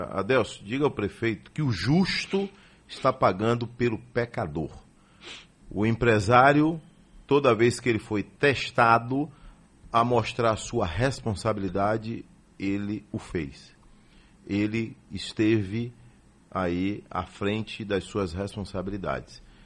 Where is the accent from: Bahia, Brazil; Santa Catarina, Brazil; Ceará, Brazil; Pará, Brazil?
Bahia, Brazil; Pirajá; eu vim de Pirajá